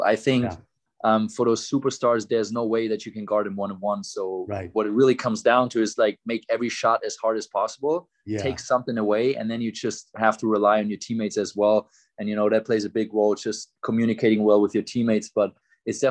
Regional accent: Würzburg, Bavaria, Germany; born or raised there; moved away as an adult; also born or lived in Munich; now in Dallas, United States

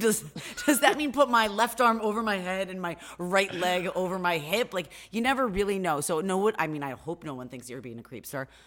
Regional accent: upstate New York, United States; I'm an upstate New Yorker

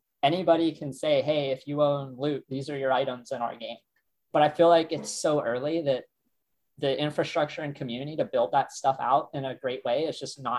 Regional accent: Ohio, United States; I'm some kid from Ohio who's like out in the sticks

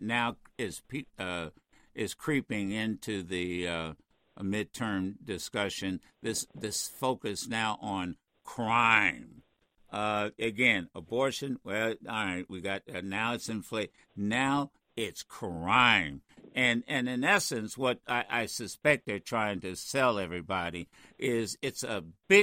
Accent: Dayton, Ohio, United States; I grew up in Dayton

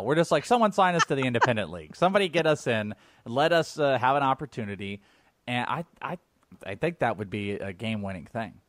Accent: Wales, United Kingdom; I'm Welsh.

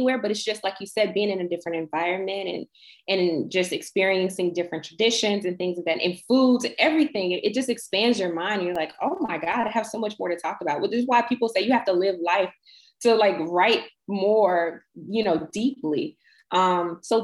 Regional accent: United States; I'm from America but I'm like returning to my roots

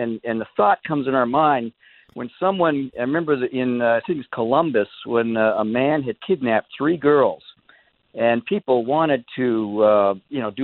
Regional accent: Alberta, Canada; I grew up in Alberta, Canada, a little town of 2,000 people with 9 ice hockey rinks.

